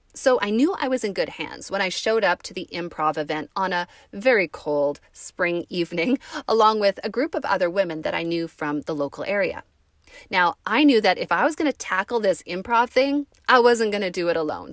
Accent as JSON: {"language": "English", "country": "Canada", "said": "we're Canadian"}